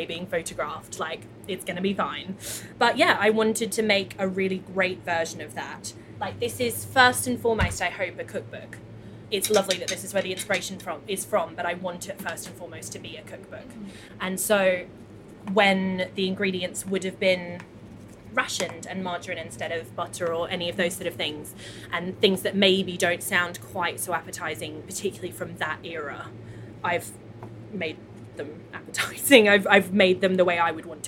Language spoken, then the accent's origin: English; Australia; now in London, United Kingdom; as a child growing up in Australia